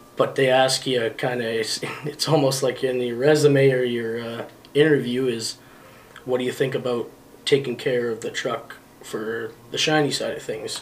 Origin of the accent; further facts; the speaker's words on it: Thompson, Manitoba, Canada; Thompson, Manitoba is where I was born.